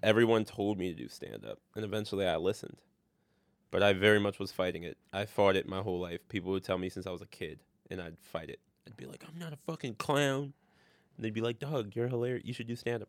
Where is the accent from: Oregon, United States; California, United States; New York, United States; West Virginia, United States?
New York, United States; Orange County, upstate; now in New York City, United States; I'm from Orange County. Well, I went to high school in Orange County.